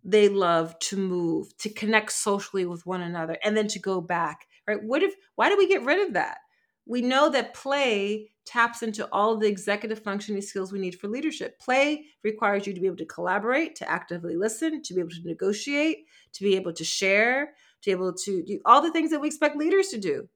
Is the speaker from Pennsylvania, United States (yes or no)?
yes; Philadelphia, Pennsylvania, United States; I'm from Philly